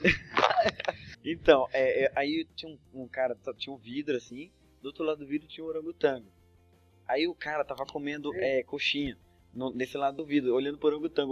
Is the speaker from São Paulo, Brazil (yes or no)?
yes; São Paulo, Brazil; a gente é de São Paulo